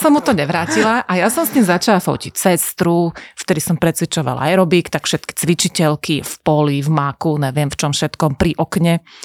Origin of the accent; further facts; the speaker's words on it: Košice, Košice Region, Slovakia; Že ja som mala 14, došli sme s mamou z Košíc na vlaku a ty si nás fotila v nejakom byte.